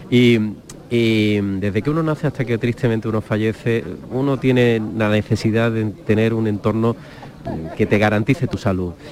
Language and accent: Spanish; Málaga, Andalusia, Spain; como malagueño y como cofrade